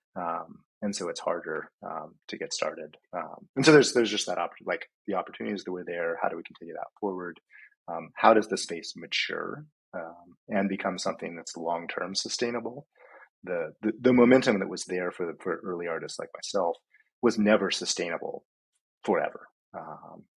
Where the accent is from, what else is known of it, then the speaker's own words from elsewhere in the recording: Hawaii, United States; now in Washington, United States; I grew up in Hawaii and I grew up surfing.